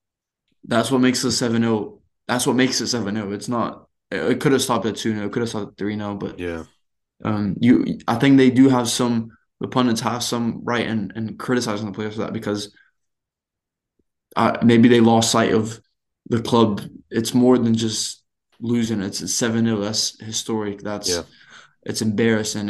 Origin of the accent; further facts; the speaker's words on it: Brazil; I grew up watching punditry in Brazil